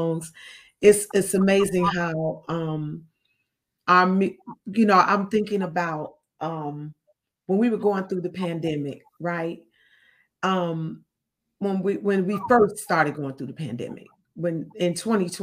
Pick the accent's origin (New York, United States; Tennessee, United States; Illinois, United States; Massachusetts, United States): Illinois, United States; Chicago; when I was growing up, I'm from Chicago. So I remember block parties when I was growing up